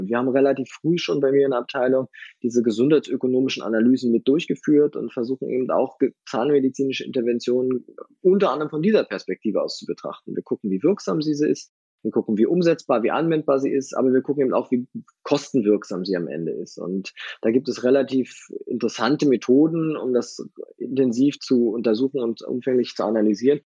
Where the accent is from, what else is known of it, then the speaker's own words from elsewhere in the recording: Northern Germany, Germany; also born or lived in Kiel; now in Berlin, Germany; bin ich aber wirklich eindeutig Küste. Ich komme ja aus dem Norden